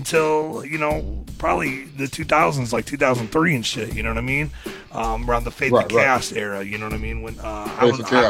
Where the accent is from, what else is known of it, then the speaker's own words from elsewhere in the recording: Michigan, United States; I grew up in Michigan, you know what I mean? And specifically mid-Michigan, I was like an hour north of Saginaw